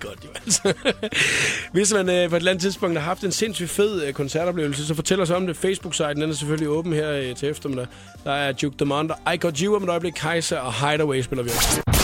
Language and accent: Danish; Skalkendrup, Southern Denmark, Denmark; jeg er fra Skaldendrup. det er 11 km uden for Nyborg.